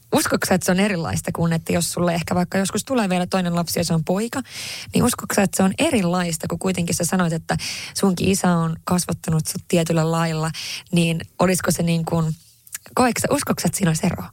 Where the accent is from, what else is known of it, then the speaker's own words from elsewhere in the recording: Haparanda, Norrbotten County, Sweden; Finnish is a second language; moved away as an adult; now in Finland; mä Haaprannasta kotoisin ja, ja identifioin itseni kyllä hyvin vahvasti kuitenkin edelleen niin kuin tänä päivänäkin sillä tavalla ruotsinkieliseksi ja ruotsalaiseksi